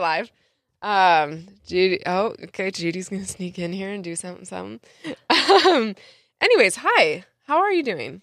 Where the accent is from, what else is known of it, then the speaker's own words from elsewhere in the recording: San Diego, California, United States; my first job ever in San Diego, and I'm from San Diego